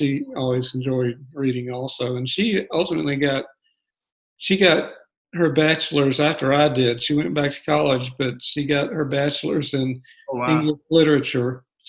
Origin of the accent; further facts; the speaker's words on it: Birmingham, Alabama, United States; moved away as an adult; also born or lived in Gainesville, Florida; now in Atlanta, United States; I grew up in Birmingham, Alabama.